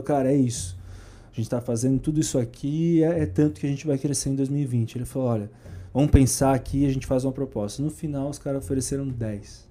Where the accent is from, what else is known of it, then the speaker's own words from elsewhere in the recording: Florianópolis, Santa Catarina, Brazil; moved away; Eu nasci lá, né? É. Então eu voltei para lá.